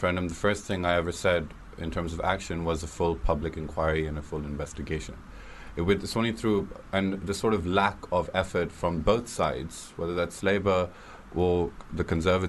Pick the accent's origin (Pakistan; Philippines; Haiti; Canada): Pakistan; Karachi, Sindh; now in United Kingdom; I grew up in Karachi, Pakistan.